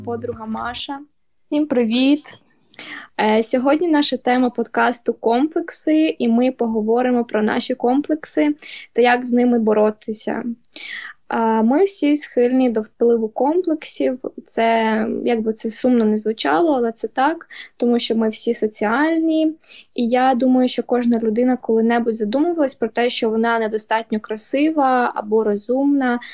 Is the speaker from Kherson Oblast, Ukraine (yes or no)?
no; Dnipro, Dnipropetrovsk Oblast, Ukraine; ми з Дніпра